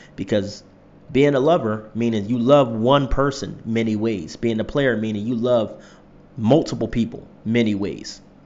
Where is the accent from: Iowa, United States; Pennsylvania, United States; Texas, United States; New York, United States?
Pennsylvania, United States; Philadelphia; moved away; my hometown of Philadelphia